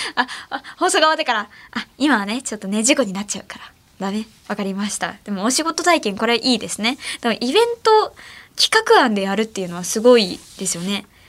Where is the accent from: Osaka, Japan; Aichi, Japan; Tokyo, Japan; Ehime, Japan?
Ehime, Japan; 私の地元の愛媛では七夕ゼリーが出てた